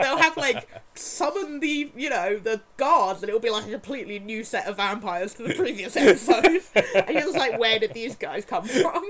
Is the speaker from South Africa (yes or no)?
no; England, United Kingdom; Which is obviously very difficult for us as English people because we leave school at 16.